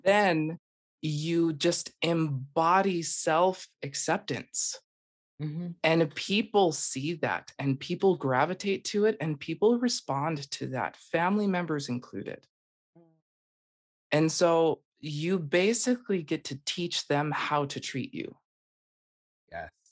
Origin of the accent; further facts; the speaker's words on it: Utah, United States; I am originally from Utah and um, I was born and raised